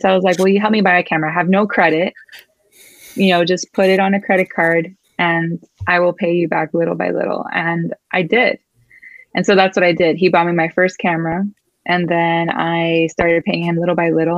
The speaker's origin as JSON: {"language": "English", "town": "Miami", "region": "Florida", "country": "United States", "tie": "born or raised there", "first_language": "Spanish", "second_language": "English", "moved": "as an adult", "lives_now": "Seattle area, United States", "said": "I was born and raised in Miami, Florida. I'm first generation Cuban American"}